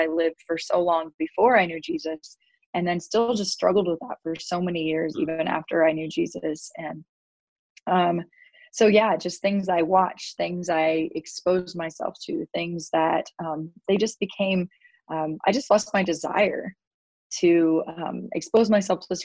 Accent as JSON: {"language": "English", "town": "Kearney", "region": "Nebraska", "country": "United States", "tie": "born or raised there", "said": "my hometown here in Kearney"}